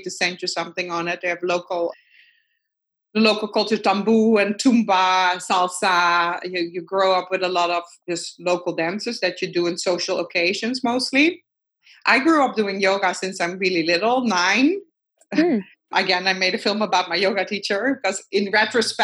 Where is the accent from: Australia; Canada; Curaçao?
Curaçao; accent: Dutch; first language Dutch; English is a second language; also born or lived in Netherlands; now in New York City, United States; I was born and raised in Curaçao